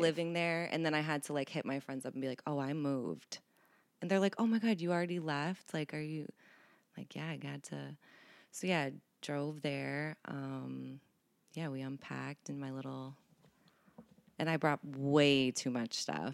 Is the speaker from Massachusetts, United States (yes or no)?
yes; Boston, Massachusetts, United States; moved away; also born or lived in Cincinnati; I grew up in Boston